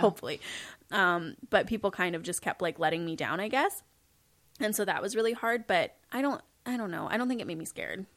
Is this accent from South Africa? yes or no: no; Kelowna, British Columbia, Canada; also born or lived in Saskatoon; Kelowna, which is where I grew up